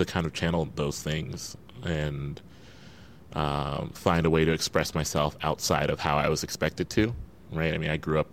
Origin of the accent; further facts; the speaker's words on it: Midwest, United States; I come from the Midwest